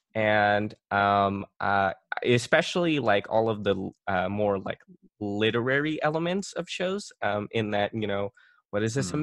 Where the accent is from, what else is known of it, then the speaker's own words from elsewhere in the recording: Philippines; I'm Filipino